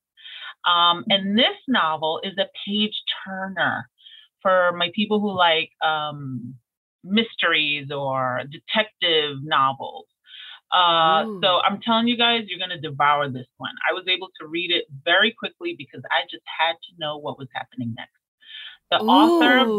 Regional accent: New York City, New York, United States; I'm a Brooklynite

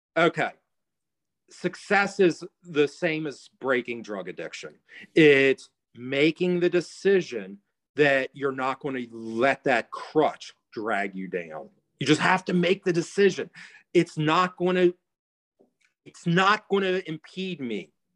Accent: United States; I'm American

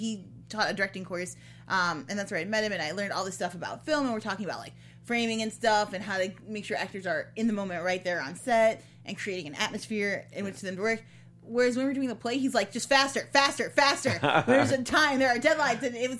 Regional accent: Ottawa, Illinois, United States; also born or lived in Chicago; I was born just outside of Chicago, but when I was 5, we moved to Ottawa, Illinois, which is the corn. Like, my backyard is essentially a state park.

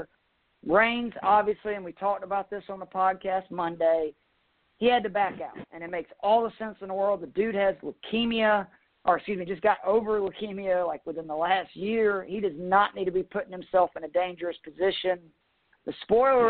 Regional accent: Atlanta, Georgia, United States; I'm from Atlanta

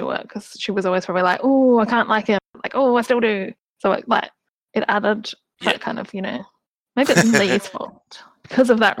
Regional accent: Australia; as an Australian

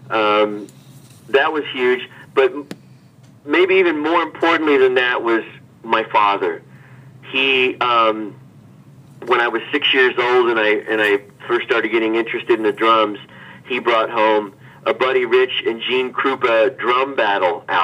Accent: Hannibal, Missouri, United States; now in New York, United States; well, first of all, um, Hannibal was a place where you could dream um, wide open.

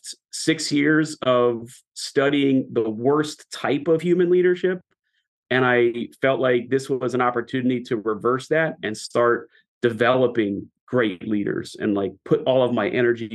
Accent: Jersey Shore, New Jersey, United States; moved away as an adult; I grew up in God's country, as we say, down the Jersey Shore

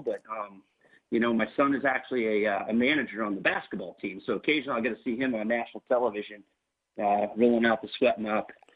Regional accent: Northern Indiana, United States; also born or lived in Kansas City, Missouri / Warsaw, Indiana; I grew up in Northern Indiana.

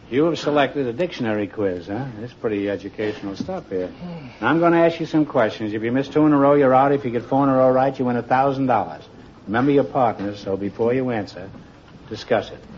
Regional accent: Baltimore, Maryland, United States; moved away; Baltimore, Maryland.

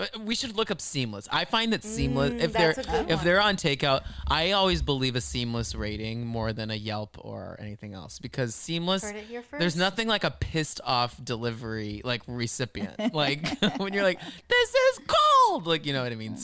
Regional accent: Texas, United States; growing up in Texas, growing up in the South with mega churches

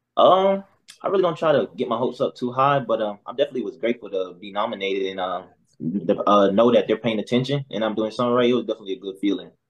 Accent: South Carolina, United States; I'm from South Carolina actually.

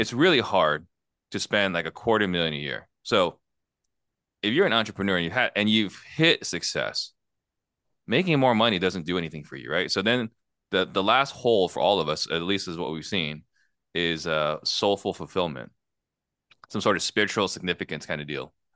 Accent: Arizona, United States; also born or lived in Italy / California; everything I know is Arizona. So I'm American through and through

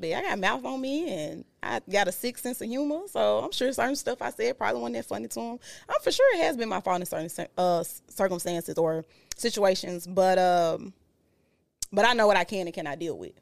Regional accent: Memphis, Tennessee, United States; moved away; I'm from Memphis

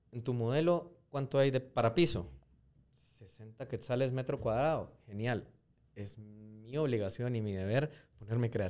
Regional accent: Bogotá, Bogotá Capital District, Colombia; now in Guatemala; Eh, Guate está pasando por una etapa que, a, mi criterio, que yo, yo, crecí en Bogotá.

